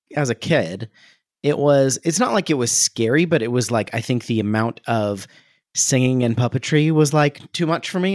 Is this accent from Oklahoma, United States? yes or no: no; Ohio, United States; growing up in Ohio